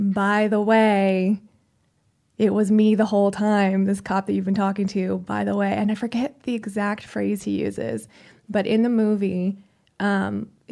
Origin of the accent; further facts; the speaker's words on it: Arizona, United States; moved away as an adult; now in California, United States; we grew up in Arizona and there aren't a whole lot of Jewish people.